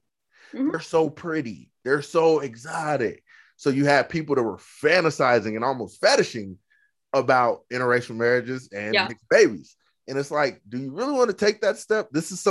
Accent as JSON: {"language": "English", "region": "Oklahoma", "country": "United States", "said": "Like we're from Oklahoma, we're Native American, but I don't know the culture."}